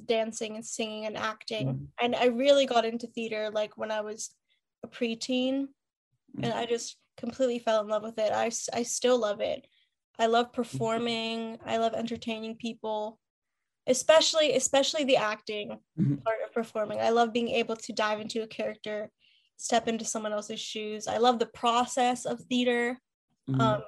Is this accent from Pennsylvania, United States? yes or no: yes; Pittsburgh, Pennsylvania, United States; moved away as an adult; also born or lived in Philadelphia; I lived in the same house since I was a baby. My mom was born and raised in Pittsburgh too, so born and bred